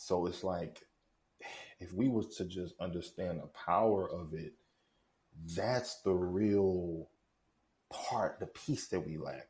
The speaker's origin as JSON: {"language": "English", "town": "St. Louis", "region": "Missouri", "country": "United States", "said": "I'm from St. Louis, Missouri"}